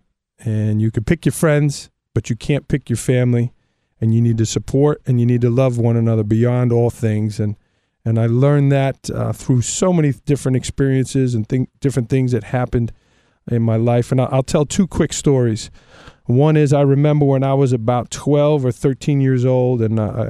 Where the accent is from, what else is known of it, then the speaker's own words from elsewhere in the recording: New York City, New York, United States; We grew up in Staten Island, New York.